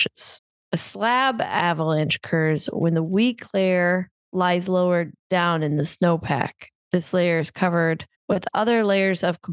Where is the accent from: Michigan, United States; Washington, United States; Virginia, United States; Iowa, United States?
Iowa, United States; growing up in Iowa, not around mountains or hills